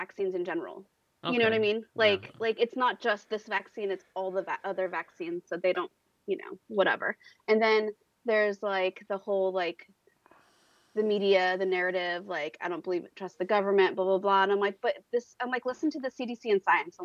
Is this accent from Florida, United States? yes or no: no; Modesto, California, United States; I grew up in Modesto